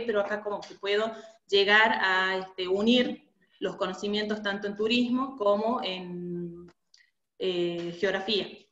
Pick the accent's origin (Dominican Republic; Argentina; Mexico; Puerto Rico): Argentina; Catamarca; yo soy de Catamarca, de la provincia de Catamarca, de, de Argentina